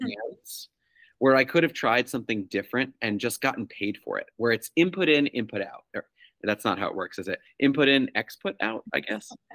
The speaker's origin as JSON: {"language": "English", "region": "New York", "country": "United States", "tie": "born or raised there", "moved": "yes", "lives_now": "Massachusetts, United States", "said": "I grew up in New York"}